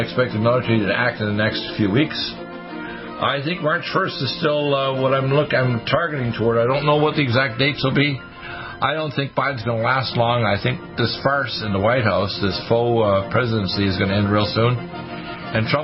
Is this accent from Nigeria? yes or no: no; Halifax, Nova Scotia, Canada; also born or lived in Detroit, Michigan; my parents moved back to Halifax, Nova Scotia, and I've been raised here ever since.